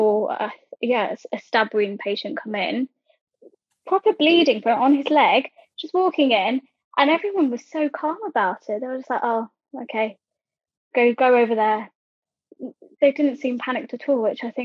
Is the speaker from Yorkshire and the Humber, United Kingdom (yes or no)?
no; Croydon, London, United Kingdom; I'm from Croydon, which is, technically it's got a Surrey, it's in Surrey, but it's got a, it's a London borough